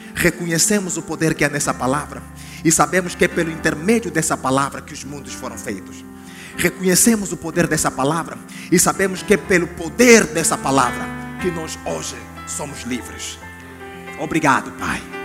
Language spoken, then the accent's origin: Portuguese; Angola; eu sou da Angola